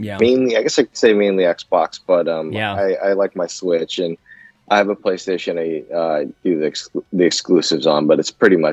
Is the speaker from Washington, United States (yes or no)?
yes; Seattle, Washington, United States; moved away as an adult; also born or lived in Yokosuka, Japan / East Coast, United States; now in Germany; I grew up in Seattle